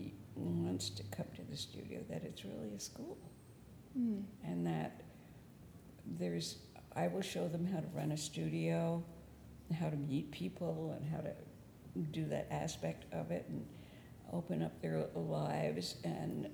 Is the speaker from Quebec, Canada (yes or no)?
yes; Quebec, Canada; moved away as an adult; also born or lived in Montreal / Black Mountain / New York City; I was young from French Canada, coming from a French background